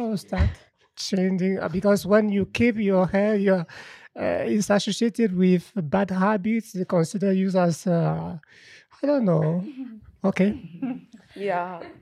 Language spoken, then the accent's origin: English; Cameroon; moved away; I'm coming from Cameroon. Uh, I've been living in a family where men are not allowed to keep their hair.